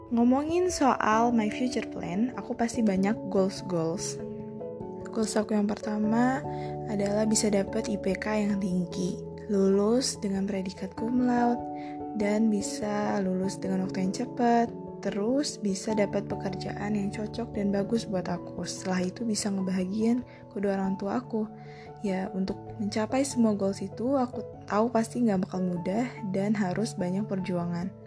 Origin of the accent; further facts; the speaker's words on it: Bandar Lampung, Lampung, Indonesia; Aku berasal dari Lampung. Yap, tepatnya di kota Bandar Lampung.